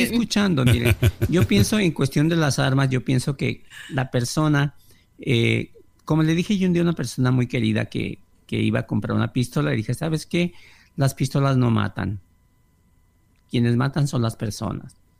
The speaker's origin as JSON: {"language": "Spanish", "country": "Mexico", "moved": "yes", "lives_now": "California, United States", "said": "Soy mexicano"}